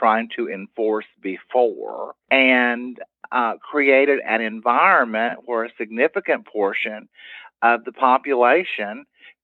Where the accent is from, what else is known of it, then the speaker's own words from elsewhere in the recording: Tyler, Texas, United States; I'm from Tyler